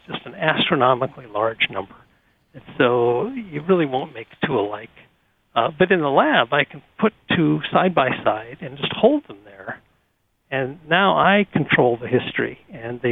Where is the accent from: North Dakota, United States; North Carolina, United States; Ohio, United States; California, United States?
North Dakota, United States; moved away; I grew up in North Dakota where we have a lot of snow